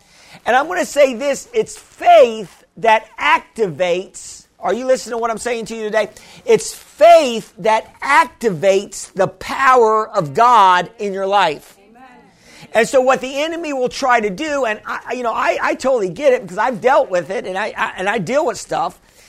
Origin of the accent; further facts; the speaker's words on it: Missouri, United States; Well, I'm from Missouri. You got to show me, you know.